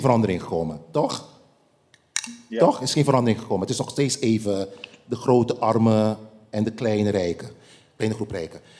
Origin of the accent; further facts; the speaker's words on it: Curaçao; het eiland waar ik ben geboren